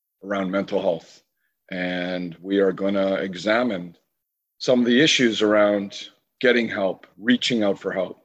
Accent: Canada; being a Canadian, every Canadian from where I live on the far west coast to Prince Edward Island

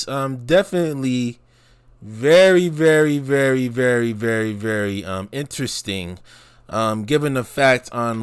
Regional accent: New York City, New York, United States; back in my early years growing up in the New York City metropolitan area

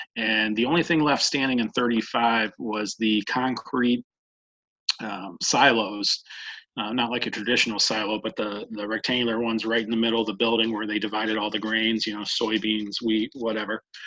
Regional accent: Medina, Ohio, United States; I was born in Medina, Ohio. Uh, lived here for uh, my entire life through uh, high school

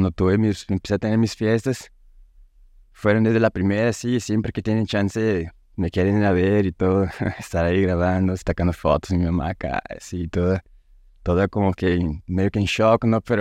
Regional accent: São Paulo, Brazil; now in Mexico; soy de Brasil, de São Paulo. Eh, vivo aquí en México desde 2013. Me vine la primera vez para acá con mi familia y todo.

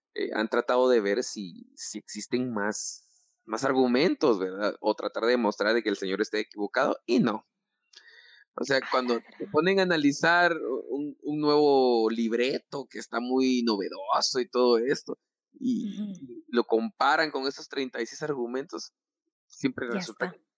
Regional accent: Guatemala; así somos los chapines

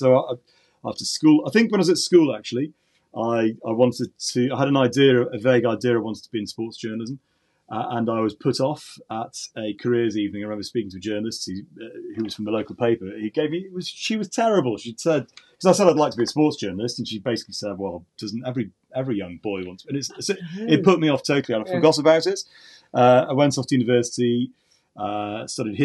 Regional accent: the Northwest, North West England, United Kingdom; now in Northampton, United Kingdom; I grew up in the Northwest

